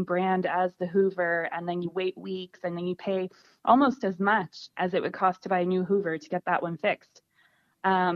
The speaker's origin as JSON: {"language": "English", "region": "Nova Scotia", "country": "Canada", "moved": "as an adult", "lives_now": "Tipperary, Ireland", "said": "I'm originally from Nova Scotia on the east coast of Canada"}